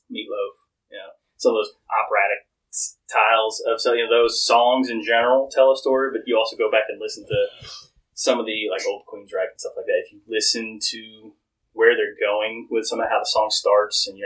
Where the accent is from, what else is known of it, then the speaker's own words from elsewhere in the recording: Seattle, Washington, United States; I'm actually from Seattle. I grew up with the grunge.